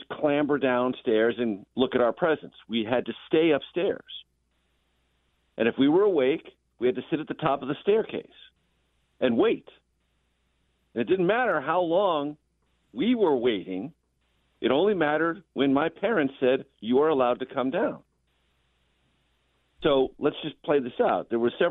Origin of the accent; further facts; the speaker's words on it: San Diego, California, United States; when I was a child growing up in San Diego.